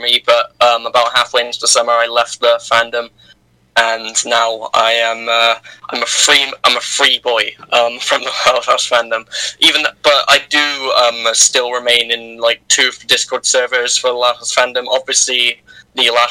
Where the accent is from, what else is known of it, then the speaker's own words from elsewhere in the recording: United Kingdom; I'm the British person